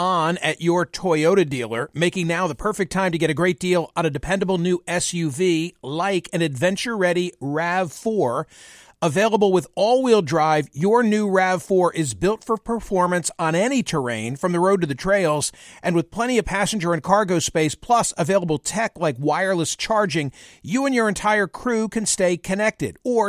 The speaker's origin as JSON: {"language": "English", "region": "Pennsylvania", "country": "United States", "tie": "born or raised there", "said": "Bucks County, Pennsylvania."}